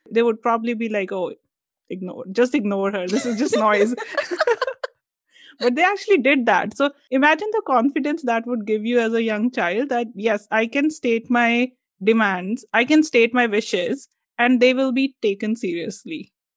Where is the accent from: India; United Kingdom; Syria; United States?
India; us being Indian